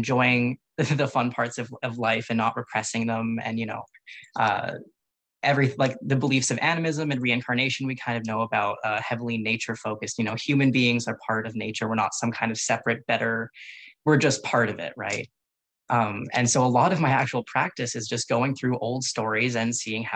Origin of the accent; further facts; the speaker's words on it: Canada; I am a first generation Canadian, so I'm technically Canadian before all